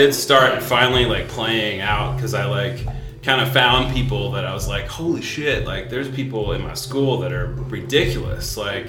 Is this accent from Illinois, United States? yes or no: no; Louisville, Kentucky, United States; I've been here my whole life.